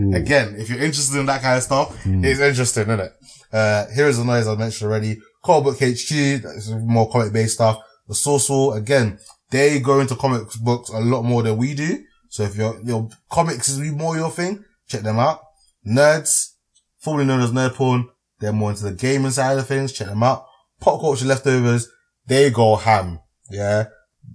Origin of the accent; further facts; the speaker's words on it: Dallas, Texas, United States; my hometown, Dallas